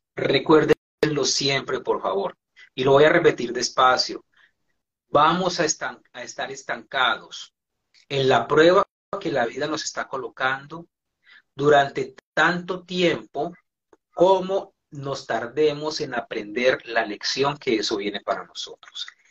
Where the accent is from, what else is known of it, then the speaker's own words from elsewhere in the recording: Colombia; moved away as an adult; also born or lived in Venezuela; emigré de Colombia a Venezuela en el año 2000.